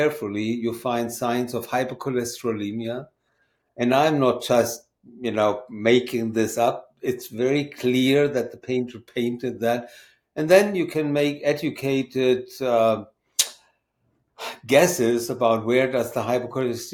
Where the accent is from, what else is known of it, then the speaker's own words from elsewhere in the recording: Germany; moved away as an adult; now in Maine, United States; I'm from Germany